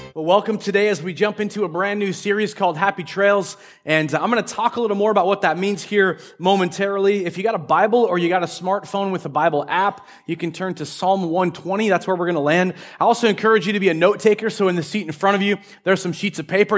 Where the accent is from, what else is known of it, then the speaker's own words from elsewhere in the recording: Marysville, United States; I grew up in Marysville, uh, up in the, the north part of Marysville